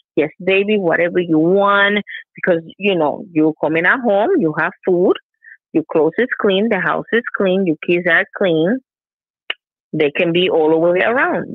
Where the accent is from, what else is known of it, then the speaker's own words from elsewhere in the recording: Puerto Rico; English is a second language; Puerto Rican we're a mix of three.